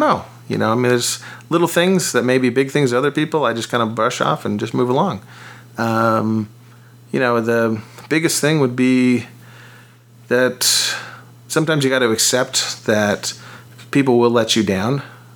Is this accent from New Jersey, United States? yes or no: no; Orange County, Southern California, United States; also born or lived in San Diego; growing up in Southern California, surfing all the time